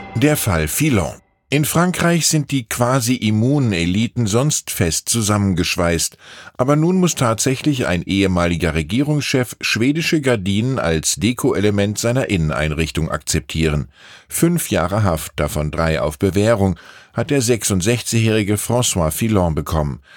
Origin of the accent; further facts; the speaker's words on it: Wiesbaden, Hesse, Germany; now in Munich, Germany; meine Heimatstadt Wiesbaden mit meiner Wohnstadt München